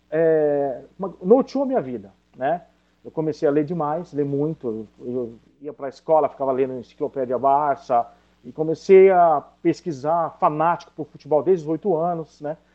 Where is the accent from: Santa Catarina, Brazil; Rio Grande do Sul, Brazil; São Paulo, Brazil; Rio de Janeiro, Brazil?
São Paulo, Brazil; nasci em São Paulo